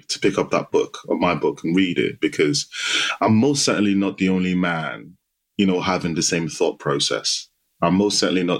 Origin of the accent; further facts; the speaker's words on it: Nigeria; now in United Kingdom; My childhood, I grew up in Nigeria. So I spent half my life in Nigeria, and it was a typical Nigerian Yoruba household.